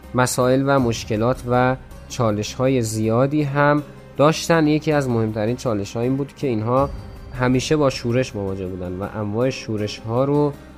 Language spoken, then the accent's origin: Persian; Iran; به عنوان یک ایرانی